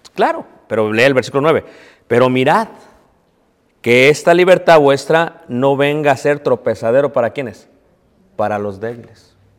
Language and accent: Spanish; Mexico City, Mexico; cuando yo era pequeño, hermanos, lo que se celebraba en Ciudad de México era el 6 de enero